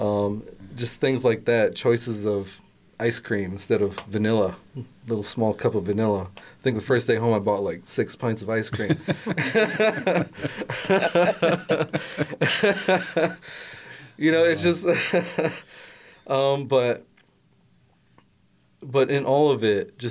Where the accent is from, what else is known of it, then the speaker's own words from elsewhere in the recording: Grand Rapids, Michigan, United States; I grew up in Grand Rapids for the most part